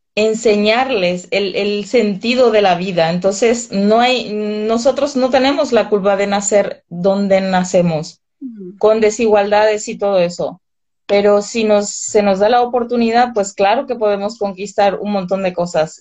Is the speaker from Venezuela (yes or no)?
no; northern Paraguay, Paraguay; moved away as an adult; also born or lived in Vitoria, Spain / Paris, France; now in Madrid, Spain; en mi zona, de donde soy yo, del, del norte